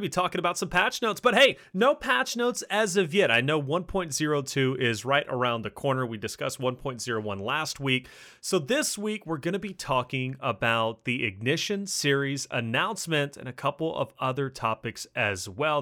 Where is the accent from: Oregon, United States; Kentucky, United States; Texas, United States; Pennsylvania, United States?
Kentucky, United States; accent: Kentucky; I'm from Kentucky